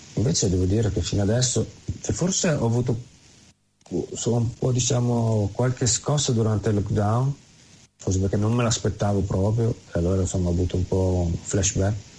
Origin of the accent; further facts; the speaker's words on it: Carpi, Emilia-Romagna, Italy; moved away as an adult; now in New Zealand; Carpi, che è la mia città d'origine